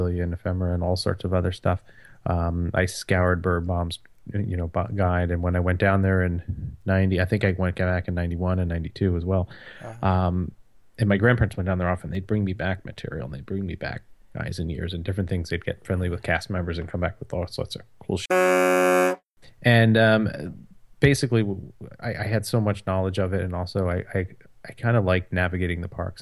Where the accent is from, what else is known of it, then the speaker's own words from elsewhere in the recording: New Jersey, United States; I grew up in New Jersey